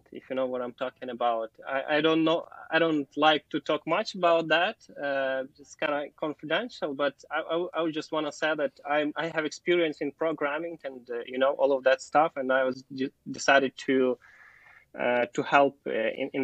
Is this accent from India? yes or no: no; Ukraine; born or raised there; English is a second language; also born or lived in Kyiv